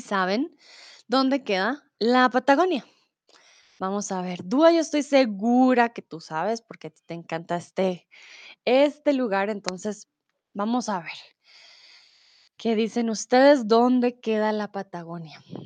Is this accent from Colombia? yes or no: yes; Colombia; moved away as an adult; now in Germany; soy de Colombia, soy tutora aquí en Chatterbox hace cuatro años y eh, comúnmente vivo en Alemania, ahora estoy en mi país, en Bogotá